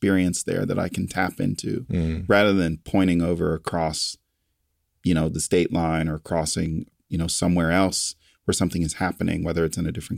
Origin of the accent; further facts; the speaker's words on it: Lynchburg, Virginia, United States; I was born in Lynchburg, Virginia.